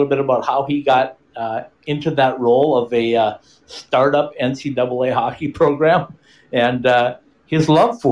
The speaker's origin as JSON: {"language": "English", "region": "Minnesota", "country": "United States", "tie": "born or raised there", "moved": "yes", "said": "up in my home state"}